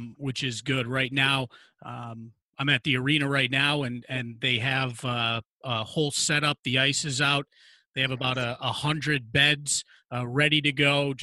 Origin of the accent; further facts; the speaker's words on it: Binghamton, New York, United States; moved away as an adult; also born or lived in Oswego, New York / Corpus Christi, Texas; I'm actually from Binghamton, and when the affiliation was with the Senators, I got an internship here when I was a junior in high school